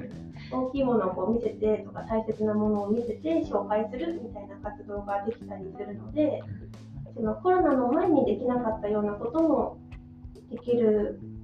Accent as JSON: {"language": "Japanese", "region": "Yamagata", "country": "Japan", "tie": "born or raised there", "also_born_or_lived": "Australia", "moved": "yes", "lives_now": "Sendai, Japan", "said": "出身は山形県です"}